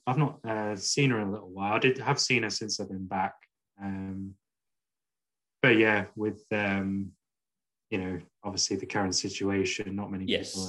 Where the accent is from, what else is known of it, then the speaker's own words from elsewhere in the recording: England, United Kingdom; now in Scotland, United Kingdom; I grew up in England